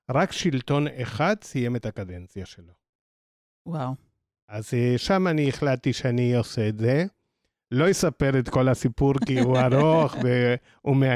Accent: Argentina; now in Israel; אז למי שכבר זיהה, ארגנטינאי

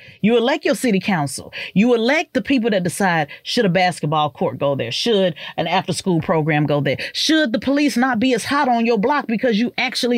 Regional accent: Oklahoma City, Oklahoma, United States; moved away as an adult; also born or lived in Orlando / Dallas; I come from Midwest, which ran offense for the West Coast. So it was very much, you know, gang related. I grew up in a power neighborhood

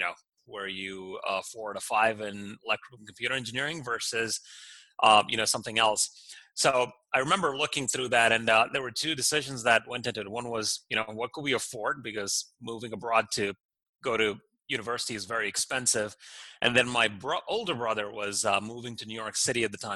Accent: Doha, Qatar; moved away as an adult; now in United States; I grew up in Doha, Qatar, in the Middle East. My parents are from India, and they moved to Qatar probably in the 70s, and I was born and raised there

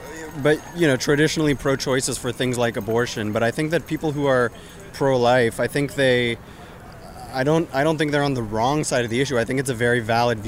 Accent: California, United States; now in Oakland, United States; I'm from the Bay Area and I live in Oakland.

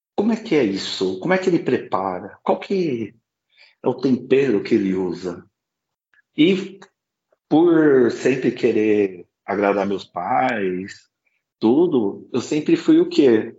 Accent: Osasco, São Paulo, Brazil; Eu sou chinês de Osasco

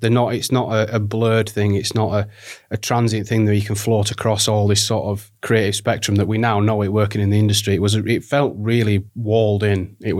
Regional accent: Barnsley, Yorkshire and the Humber, United Kingdom; But I grew up in Barnsley, which is in South Yorkshire, trapped in between, you know, Sheffield and Leeds

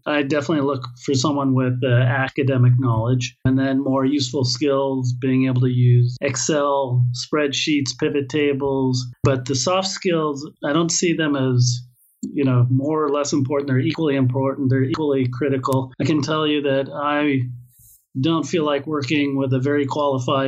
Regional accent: California, United States; accent: American; moved away as an adult; now in Israel; Born and raised in California.

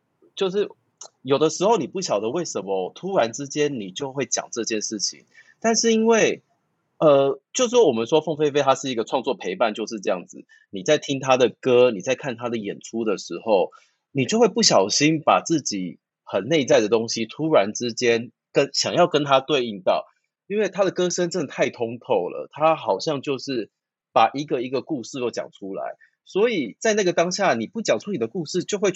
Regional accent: Taiwan; 那或许身为台湾人，身为亚洲人，身为在这样子的环境成长的这些

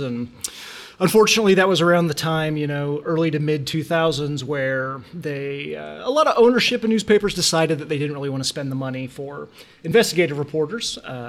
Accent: Dodge City, Kansas, United States; moved away as an adult; now in Frederick, United States; back in Dodge City, Kansas, which was my hometown.

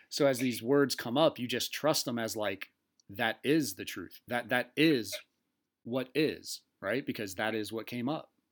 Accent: East Coast, United States; accent: East Coast; That was my East Coast accent.

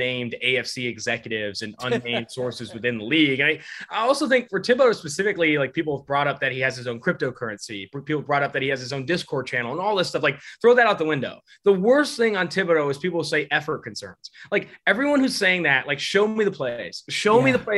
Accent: Oakland, California, United States; I'm from Oakland, California

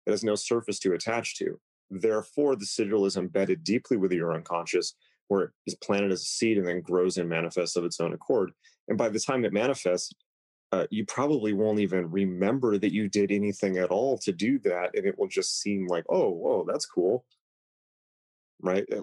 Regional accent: Italy; No, I'm from Italy.

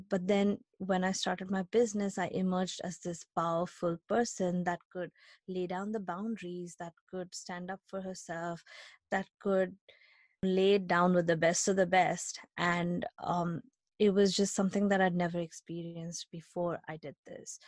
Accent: India; moved away as an adult; now in United States; I grew up in India, uh, we've talked about it, I grew up in India

